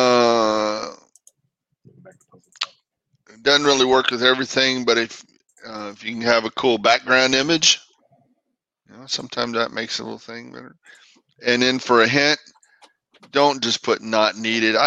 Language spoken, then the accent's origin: English; Texas, United States; I'm from Texas.